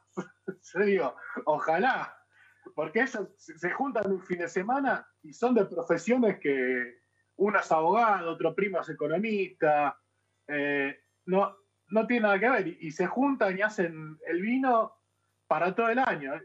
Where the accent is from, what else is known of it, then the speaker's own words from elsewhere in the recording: Banfield, Buenos Aires Province, Argentina; moved away as an adult; now in Netherlands; mi barrio de origen en, Buenos Aires, yo soy de Banfield